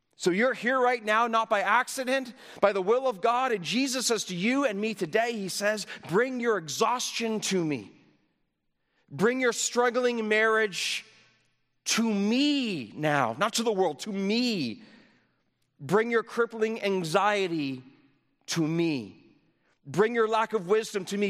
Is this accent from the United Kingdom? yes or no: no; Canada; I come from Canada